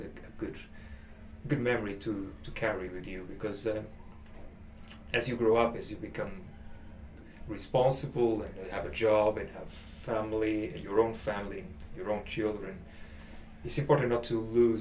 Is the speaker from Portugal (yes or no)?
yes; Portugal; moved away as an adult; also born or lived in Angola / England; now in Sheffield, United Kingdom; I am from Portugal because that's the culture, that's the country where I grew up, and that's my citizenship.